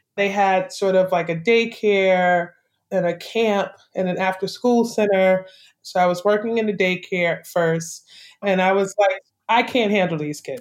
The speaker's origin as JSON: {"language": "English", "town": "New York City", "region": "New York", "country": "United States", "tie": "born or raised there", "also_born_or_lived": "Brooklyn, New York", "moved": "as an adult", "lives_now": "Savannah, United States", "said": "I grew up in St. Albans and Queens Village, growing up and going through like junior high school and high school"}